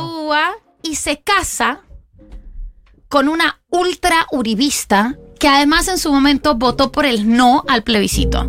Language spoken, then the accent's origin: Spanish; Colombia; now in Argentina